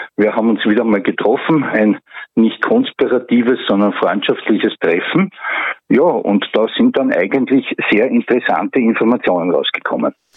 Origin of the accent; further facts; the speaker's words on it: Graz, Styria, Austria; now in Puchberg am Schneeberg, Austria; ich bin ein Grazer, aber mich hat da hierher verschlagen